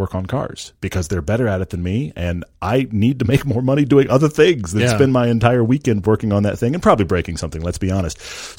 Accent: Texas, United States; also born or lived in England / Norway / California; now in Utah, United States; And this was came from growing up in Texas and living while I was a kid, both in England and in Norway.

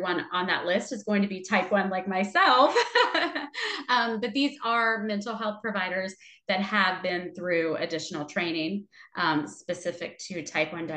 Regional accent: Ohio, United States; now in Texas, United States; I'm not originally from Texas. I'm originally from Ohio

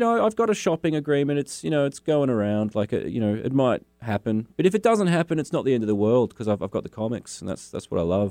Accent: Launceston, Tasmania, Australia; also born or lived in Hobart, Tasmania; I grew up in Launceston

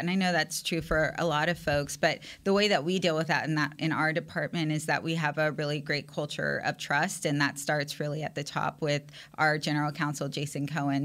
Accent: San Antonio, Texas, United States; I'm from San Antonio, Texas, which is huge Cowboys country

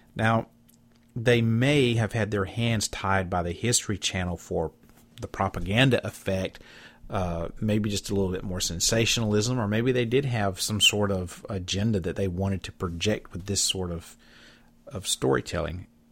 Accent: Southeast Alabama, United States; moved away; my hometown in Alabama. That's where I'm from, Southeast Alabama.

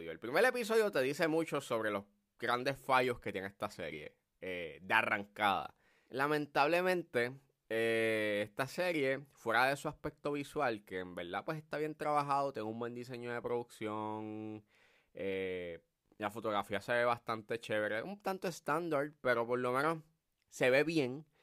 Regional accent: Puerto Rico; cómo somos los puertorriqueños y toda la cosa.

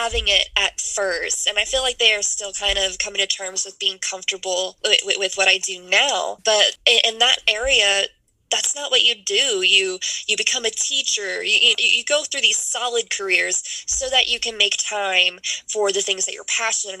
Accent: Lake Charles, Louisiana, United States; moved away as an adult; now in Dallas, United States; I was born and raised in Louisiana.

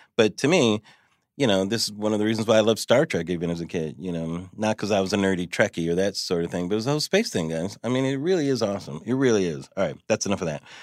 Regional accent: California, United States; I'm from California

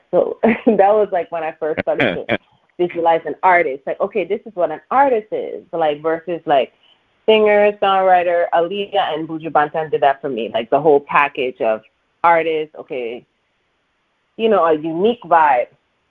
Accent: Canada; now in Toronto, Canada; I'm working with a Canadian producer, Derek Brin from my hometown.

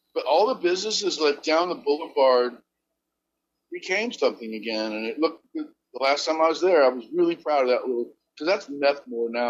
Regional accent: Akron, Ohio, United States; moved away as an adult; also born or lived in Barberton, Ohio / Wilmington, North Carolina; now in Charleston, United States; I'm from Kenmore

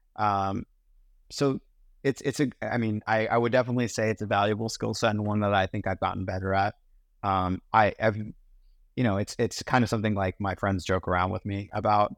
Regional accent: Pittsburgh, Pennsylvania, United States; also born or lived in London, United Kingdom; Grew up in Pittsburgh

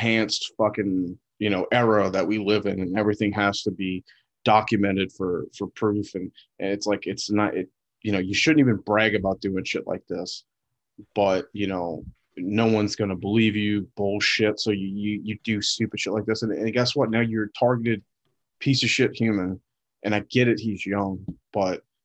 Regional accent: the South, United States; growing up in the South

